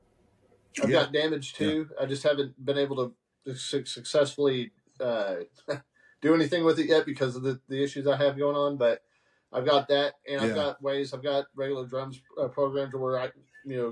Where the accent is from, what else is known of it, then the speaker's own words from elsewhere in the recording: Haltom City, Texas, United States; I grew up out in Haltom City